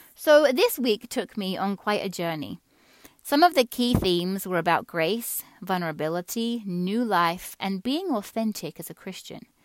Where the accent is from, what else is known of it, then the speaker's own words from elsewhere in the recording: England, United Kingdom; moved away; Many of you listening to this will hear a faint accent in my voice. Some would say not so faint. That's because I grew up in England.